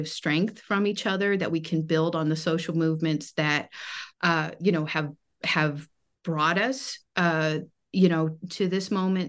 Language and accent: English; California, United States; And I suppose, you know, growing up in California, trying to understand that in the global context.